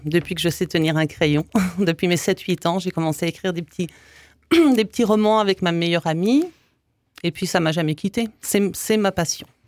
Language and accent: French; Canada; moved away as an adult; also born or lived in Belgium / English Canada / Quebec; now in Strasbourg, France; je suis née en Belgique, de père yougoslave et de mère française. Donc ça commençait déjà euh, pas mal. Et puis ensuite, euh, bah, j'ai suivi ma famille au Canada. D'abord au Canada anglais, après au Québec. J'ai mhm. passé 22 ans au Canada.